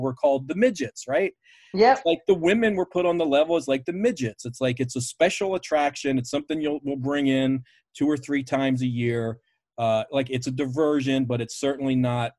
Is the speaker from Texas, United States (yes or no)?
no; Baltimore, Maryland, United States; I grew up in Baltimore, a, you know, WWF original city